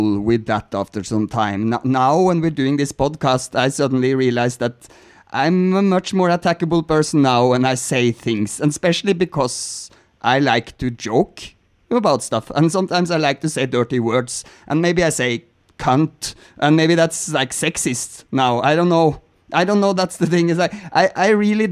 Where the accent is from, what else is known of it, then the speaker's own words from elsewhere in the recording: Norway; I'm from Norway